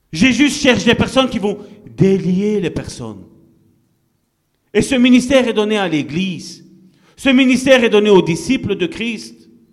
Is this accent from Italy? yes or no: yes; Italy; moved away; Je suis italien